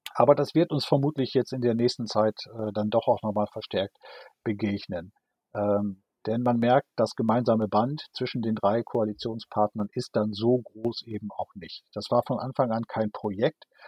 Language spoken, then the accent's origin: German; Friesoythe, Lower Saxony, Germany; moved away as an adult; also born or lived in Münster; now in Schleswig-Holstein, Germany; in meiner Heimatstadt Frieseute in Niedersachsen